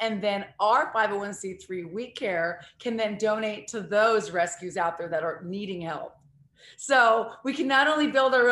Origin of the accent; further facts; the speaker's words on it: Missouri, United States; moved away; also born or lived in Seattle; I was born in Missouri